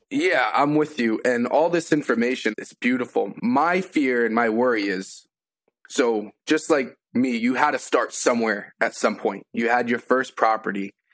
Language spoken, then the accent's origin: English; Massachusetts, United States; now in Enfield, United States; I'm originally from Massachusetts